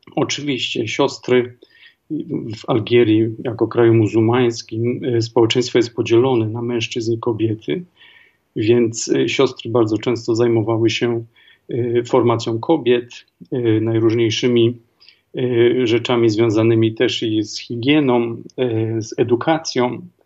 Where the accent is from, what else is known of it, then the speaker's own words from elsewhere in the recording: Głogów, Lower Silesian Voivodeship, Poland; moved away as an adult; also born or lived in Zambia / Tanzania / Kenya / France; Pochodzę z Głogowa, z Dolnego Śląska